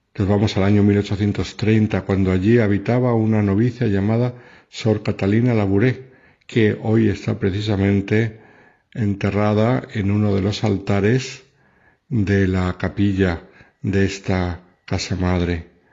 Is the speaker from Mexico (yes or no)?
no; Madrid, Community of Madrid, Spain; nací en el Hospital de la Milagrosa de Madrid y fui bautizado en el santuario de la Medalla Milagrosa